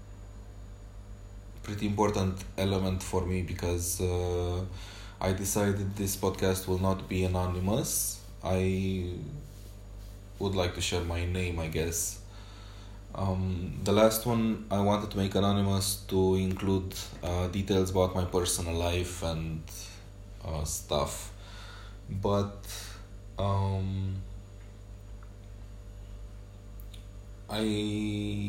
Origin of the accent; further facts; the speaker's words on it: Romania; accent: Romanian; first language Romanian; English is a second language; I'm using my Romanian accent